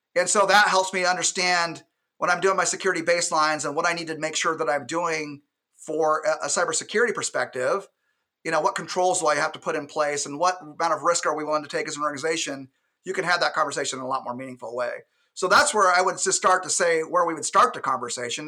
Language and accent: English; Alaska, United States; And I'm from Alaska, born and raised